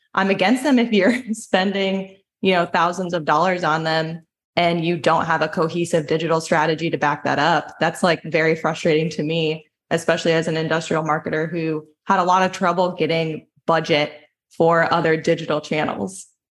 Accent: Sialkot, Punjab, Pakistan; I am a manufacturer from Pakistan, Sialkot.

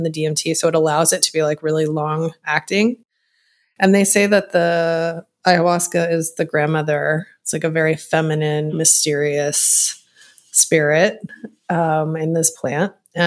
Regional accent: Texas, United States; moved away as an adult; live with my mom in my hometown in a small town in Texas

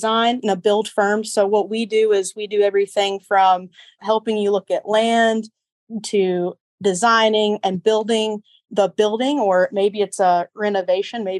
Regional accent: Paintsville, Kentucky, United States; I grew up in Eastern Kentucky in Paintsville

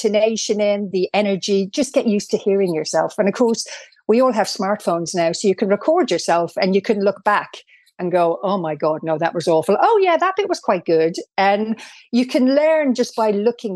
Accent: Ireland; accent: Irish; I couldn't believe I sounded as Irish.

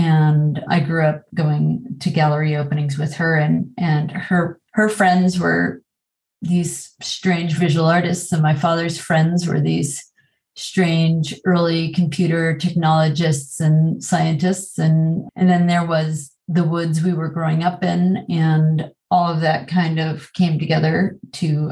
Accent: Connecticut, United States; I'm from Connecticut. I'm from a really small town and grew up in the middle of the woods

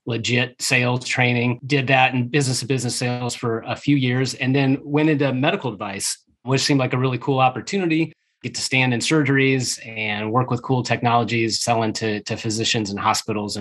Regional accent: Omaha, Nebraska, United States; moved away as an adult; also born or lived in Kansas City area; now in Kansas City, United States; I grew up in Omaha, Nebraska.

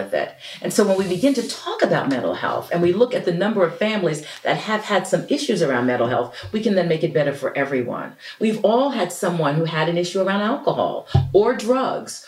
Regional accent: Passaic, New Jersey, United States; I wanted to be more than I was in Passaic, New Jersey, about 15 miles from New York City.

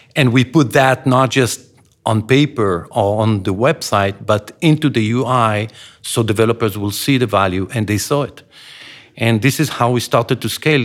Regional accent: Israel; When I grew up in Israel

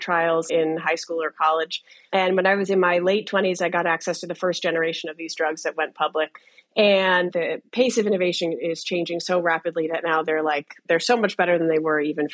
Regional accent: United States; I grew up in the Washington area, and I was treated there for my whole life

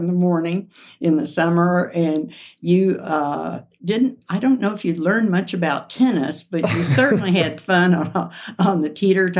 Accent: Shawnee, Oklahoma, United States; moved away as an adult; also born or lived in Denver, Colorado; now in Leadville, United States; growing up in Shawnee

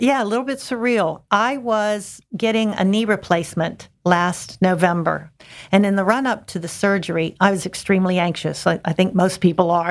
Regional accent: Pittsburgh, Pennsylvania, United States; moved away as an adult; now in Hatteras, United States; I'm from the Pittsburgh, Pennsylvania area

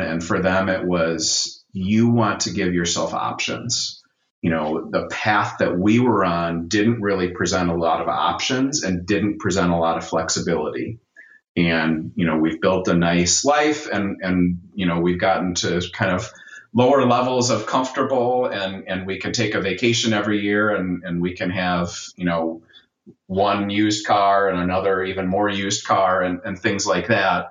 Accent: Milwaukee, Wisconsin, United States; I'm from the city of Milwaukee uh, and grew up there

